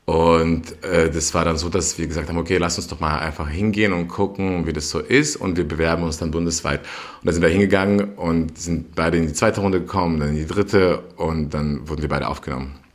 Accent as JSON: {"language": "German", "region": "Berlin", "country": "Germany", "tie": "born or raised there", "said": "vor allem auch Berlin natürlich, wo ich aufgewachsen bin, anderen Menschen gegenüber."}